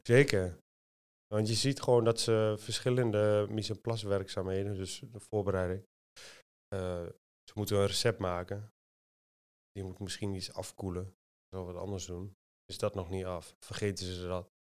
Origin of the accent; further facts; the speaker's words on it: Almelo, Overijssel, Netherlands; now in Apeldoorn, Netherlands; ik kom uit eh, Twente. Ik kom uit Almelo